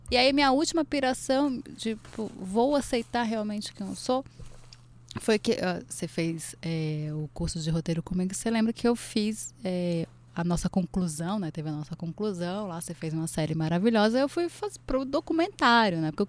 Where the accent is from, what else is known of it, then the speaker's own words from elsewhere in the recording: Recife, Pernambuco, Brazil; also born or lived in Brasília; Eu vim de Recife, fui para Brasília